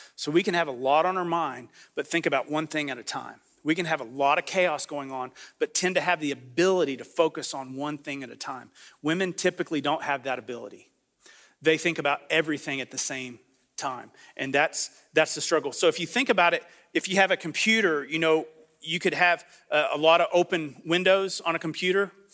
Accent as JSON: {"language": "English", "country": "United States", "said": "I'm from the Panhandle"}